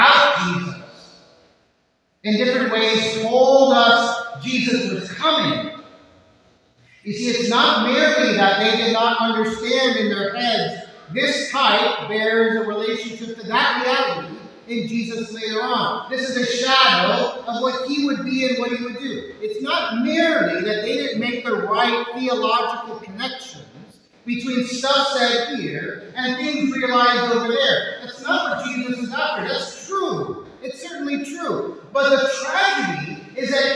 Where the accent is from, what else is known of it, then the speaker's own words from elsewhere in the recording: Miami, Florida, United States; I grew up in Southwest St. County in Miami, Florida